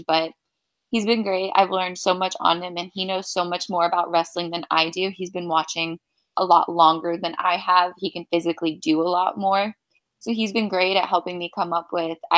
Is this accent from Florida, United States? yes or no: yes; Florida, United States; I'm from Florida, so I drive up there especially for these shows.